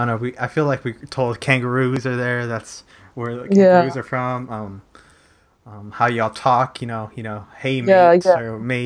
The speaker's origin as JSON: {"language": "English", "region": "Texas", "country": "United States", "said": "I said y'all because I'm from Texas"}